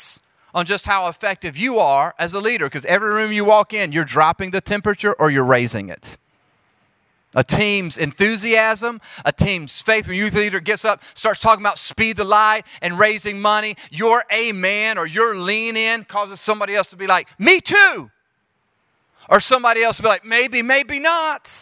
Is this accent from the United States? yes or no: yes; Jackson, Mississippi, United States; accent: southern; moved away as an adult; also born or lived in Charlotte, North Carolina / Springfield, Missouri; now in Oklahoma City, United States; I'm from Jackson, Mississippi, before moving to Charlotte, North Carolina, before moving to Springfield, Missouri, and now I live in Oklahoma City